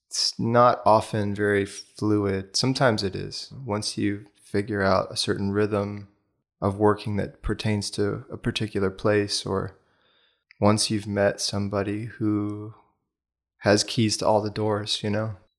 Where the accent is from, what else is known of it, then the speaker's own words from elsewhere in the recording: Bethesda, Maryland, United States; moved away as an adult; also born or lived in Washington, D.C. / Boulder, Colorado; I was born in Washington, D C. and then grew up in the suburbs just outside. So most of my youth was in Bethesda, Maryland